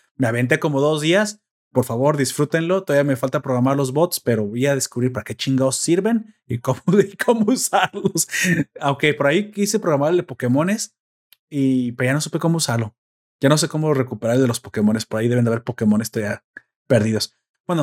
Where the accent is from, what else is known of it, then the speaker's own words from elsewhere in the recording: Mexico; somos mexicanos